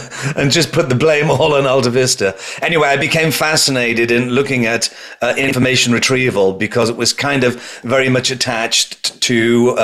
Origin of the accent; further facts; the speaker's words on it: United Kingdom; accent: British; moved away as an adult; now in New York, United States; I transferred my British accent into New York, which is where I am now